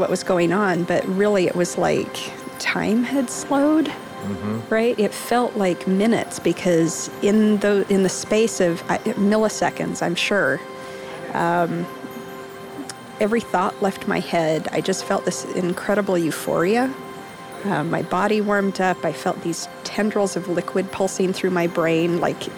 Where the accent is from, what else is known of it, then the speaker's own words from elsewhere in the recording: Salt Lake City, Utah, United States; I'm from Salt Lake City